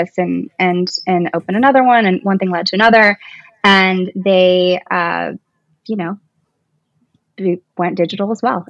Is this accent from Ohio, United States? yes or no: no; Kentucky, United States; moved away as an adult; also born or lived in New York City; I went from building websites in college to moving to New York City. I was from Kentucky